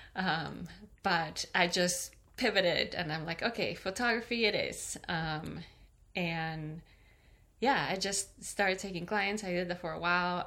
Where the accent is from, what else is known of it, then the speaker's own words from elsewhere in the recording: Peru; also born or lived in California; now in Michigan, United States; I am originally from Peru, uh-huh. and I moved to California. I lived there for ten years, and now I live in Michigan.